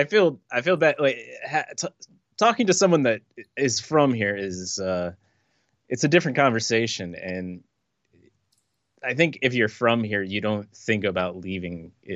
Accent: Fredericksburg, Virginia, United States; now in New York, United States; I was born in Fredericksburg, Virginia.

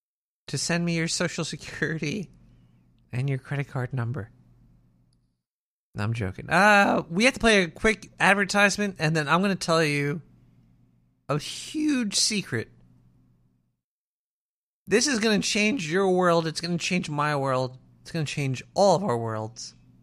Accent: Brooklyn, New York, United States; Yeah, I was born and raised out in Brooklyn. I'm not an implant. I've been here my entire life. Which throws most people off because I don't have an accent.

